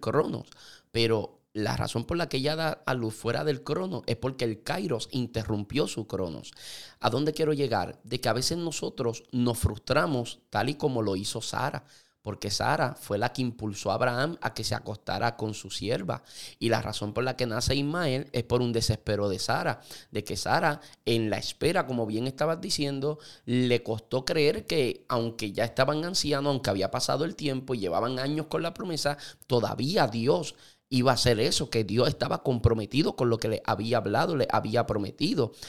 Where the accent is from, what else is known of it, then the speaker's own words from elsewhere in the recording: Puerto Rico; los puertorriqueños tenemos, somos ciudadanos americanos